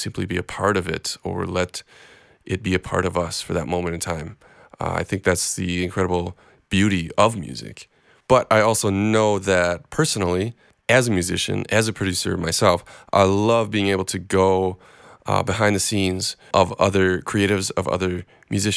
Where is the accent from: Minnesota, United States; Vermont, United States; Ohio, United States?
Minnesota, United States; Minneapolis; I'm from Minneapolis